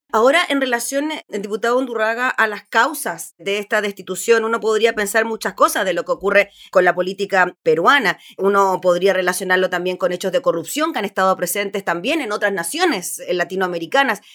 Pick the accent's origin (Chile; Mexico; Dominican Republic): Chile; nosotros como chilenos